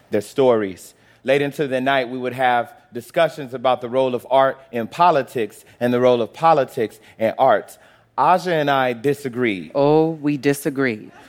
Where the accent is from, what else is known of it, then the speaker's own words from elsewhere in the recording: Chicago, Illinois, United States; born there; Well, I was born in Chicago, the son of a preacher and a teacher.